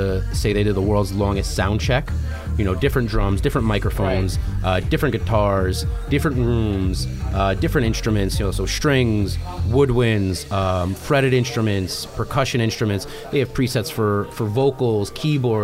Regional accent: Brooklyn, New York, United States; I'm from Brooklyn, gigs in Brooklyn

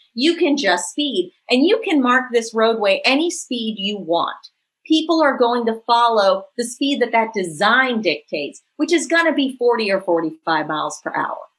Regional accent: New Orleans, Louisiana, United States; my hometown and Professor Jones's hometown. This is Claiborne Avenue

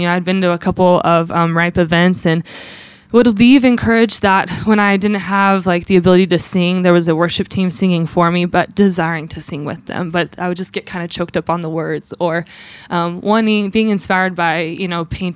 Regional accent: California, United States; now in Philadelphia, United States; I'm born and raised in California, the high desert mountains

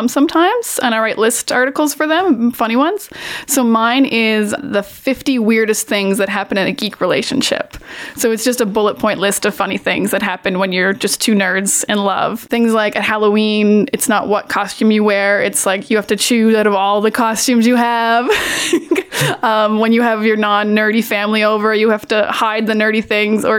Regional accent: Miramichi, New Brunswick, Canada; I am from a small town called Miramichi in New Brunswick

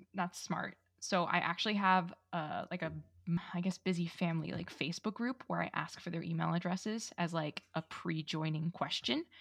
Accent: New York, United States; I'm Italian and from New York

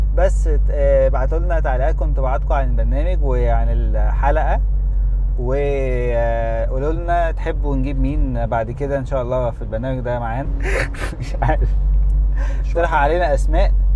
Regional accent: Egypt; إحنا كمصريين

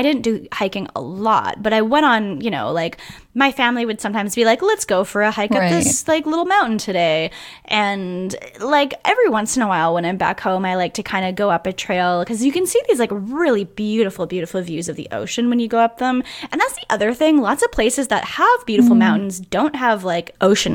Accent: British Columbia, Canada; now in Ontario, Canada; I grew up in the Pacific Northwest.

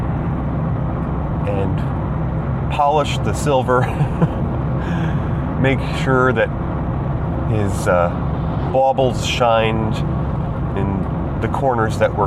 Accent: New York, United States; moved away; I moved back to my home state to be nearer to Mama Star Sage

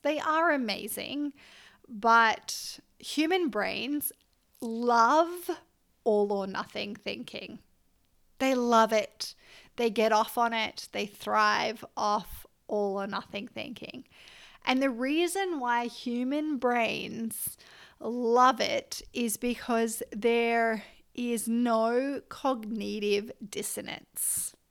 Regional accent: Byron Bay, New South Wales, Australia; also born or lived in Canberra; was born in Canberra, grew up, uh, lived there till I was nine, and then we moved up the coast near Byron Bay.

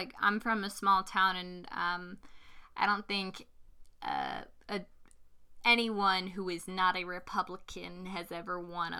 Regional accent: Virginia, United States; I did a lot of political interning in my home state in the U.S. of Virginia.

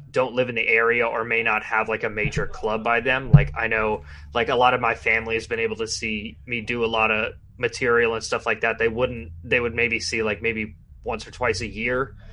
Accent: Arizona, United States; now in Los Angeles, United States; so I'm originally from Arizona. I live in okay. LA mostly, um, but I'm just I'm just out here uh, for the next month

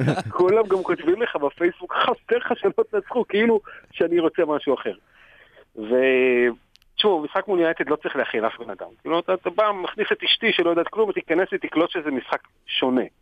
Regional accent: Israel; אז באמת לי מפרט, אני אומר, מישראל, וזה פה ושם.

